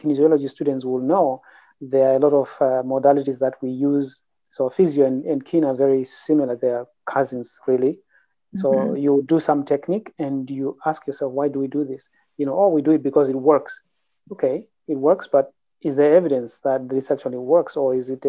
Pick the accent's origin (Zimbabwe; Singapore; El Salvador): Zimbabwe; moved away as an adult; now in Canada; I grew up in Zimbabwe, which is a former British colony